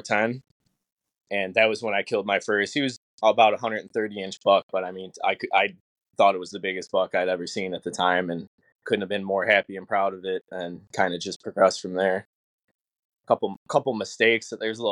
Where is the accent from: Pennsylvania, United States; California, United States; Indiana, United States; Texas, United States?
Indiana, United States; Northwest; I'm from Northwest Indiana